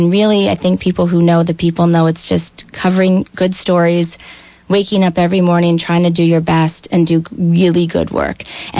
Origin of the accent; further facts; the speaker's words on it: Worcester, Vermont, United States; also born or lived in Montpelier, Vermont; I grew up in Worcester, Vermont. I live in Montpelier, Vermont now.